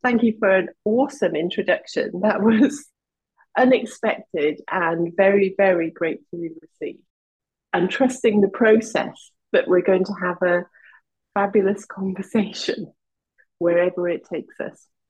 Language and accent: English; West Wales, United Kingdom; What's in West Wales? I've grown up there.